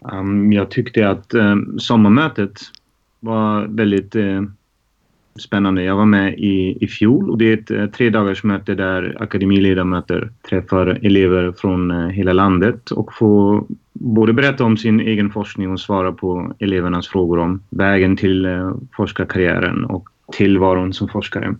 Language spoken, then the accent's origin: Swedish; Germany; now in Stockholm, Sweden; jag är född och uppvuxen i Tyskland